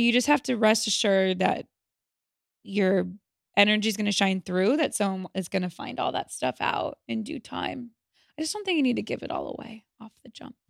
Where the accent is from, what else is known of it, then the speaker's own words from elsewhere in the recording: Los Angeles, California, United States; Los Angeles